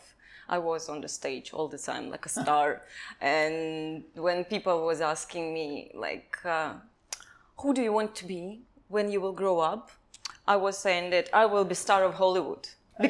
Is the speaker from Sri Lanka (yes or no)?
no; Kazakhstan; English is a second language; moved away as an adult; also born or lived in Russia / China; now in Thailand; I'm from Kazakhstan